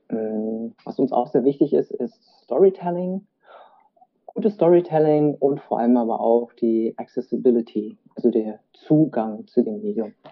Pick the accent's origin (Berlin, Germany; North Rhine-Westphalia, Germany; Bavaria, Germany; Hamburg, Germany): Berlin, Germany; gebürtiger Berliner mit vietnamesischen Wurzeln